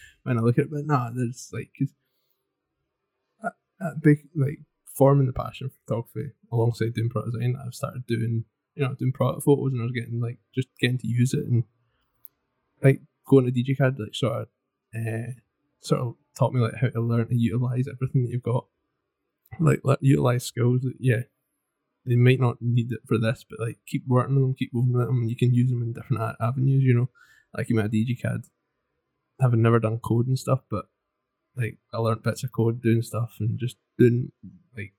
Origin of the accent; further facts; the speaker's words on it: Glasgow, Inverness, Scotland, United Kingdom; also born or lived in Stirling; I was born in Glasgow and then lived there 8 years and then Inverness for 8 years